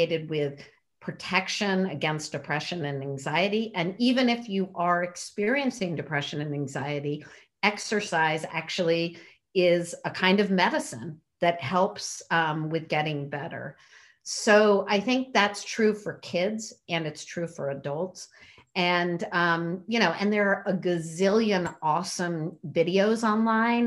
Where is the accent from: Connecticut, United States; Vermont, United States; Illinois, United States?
Connecticut, United States; also born or lived in North Carolina; now in New York City, United States; I grew up in Connecticut, but back in New York's, you know, for about 4.5 years coming from North Carolina